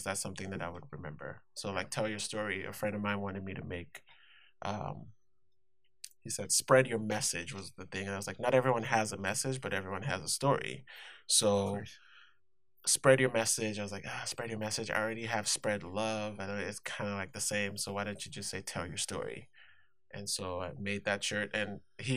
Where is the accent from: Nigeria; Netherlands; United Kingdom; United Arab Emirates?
Nigeria; moved away as an adult; also born or lived in Inglewood, California / Pomona, California; now in Whittier, United States; I was born in Nigeria, born and raised, lived there 17 years, and then I moved to the States